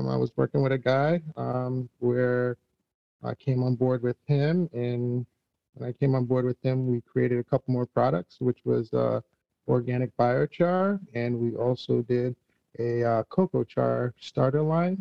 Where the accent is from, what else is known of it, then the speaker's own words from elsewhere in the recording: Jamaica; moved away; I'm originally from Jamaica